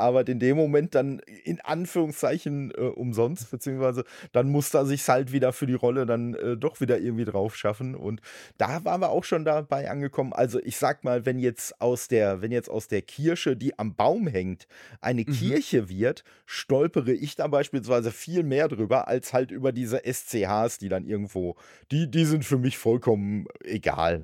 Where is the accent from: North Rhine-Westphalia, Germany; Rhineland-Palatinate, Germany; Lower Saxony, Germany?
North Rhine-Westphalia, Germany; Dortmund; moved away; in Dortmund, wo ich halt ursprünglich herkomme